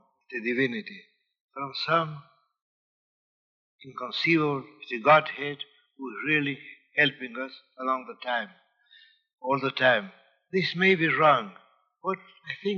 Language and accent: English; Buenos Aires, Argentina; English is a second language; moved away; I feel homesick for Buenos Aires, my hometown